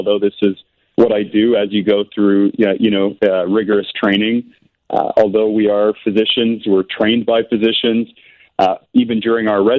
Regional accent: Canada; accent: Canadian; moved away; I am Canadian

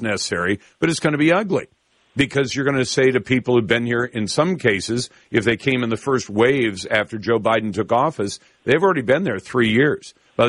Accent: Taiwan; born there; when I was born in Taiwan. My mom and dad were in the U.S. Navy, and I was born in Taiwan.

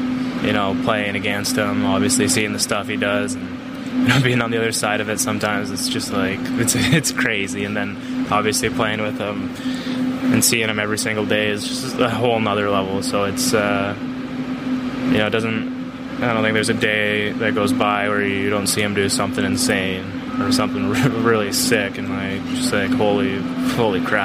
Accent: Canada; growing up in Canada

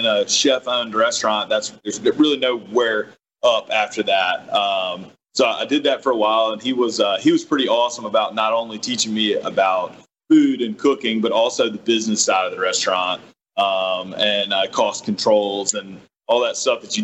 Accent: McComb, Mississippi, United States; also born or lived in New Orleans / Birmingham / New York; I'm from Macomb

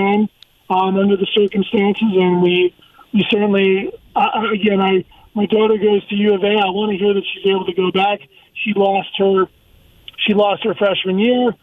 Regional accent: New York, United States; now in Tucson, United States; I'm a New Yorker, I'm East Coast

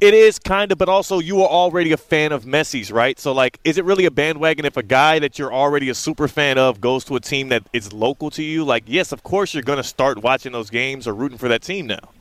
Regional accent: Kansas, United States; also born or lived in Houston; I was from Kansas.

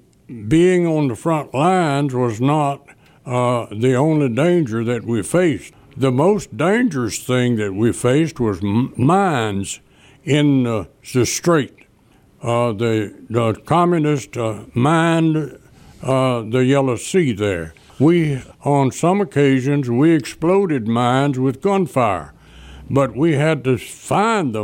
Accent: Delta City, Mississippi, United States; I was from Delta City

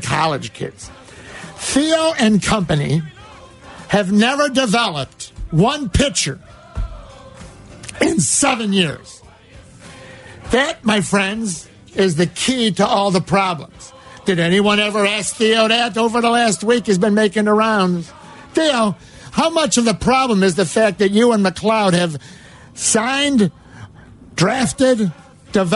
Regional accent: Cicero, Illinois, United States; I'm from Cicero.

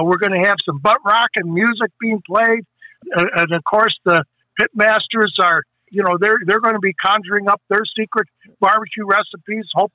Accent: Chicago, Illinois, United States; moved away; also born or lived in Hayward, Wisconsin; Born and raised in Chicago, I grew up eating the best, you know, storefront barbecue in Chicago

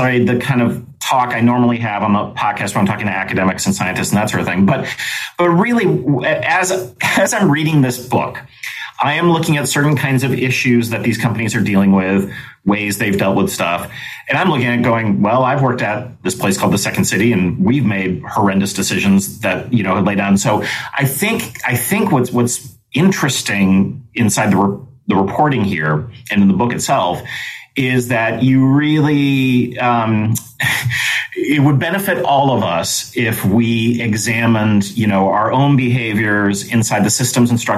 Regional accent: Chicago, Illinois, United States; I live in Chicago, Illinois, and I have basically my whole life

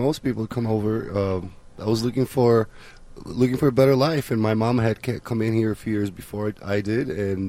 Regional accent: Poland; now in Chicago, United States; I was born in Poland, originally from Poland.

